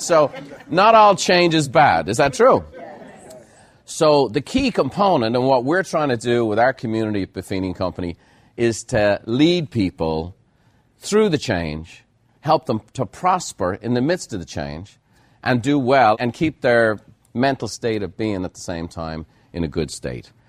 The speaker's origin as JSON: {"language": "English", "country": "Ireland", "moved": "as an adult", "lives_now": "United States", "said": "being Irish"}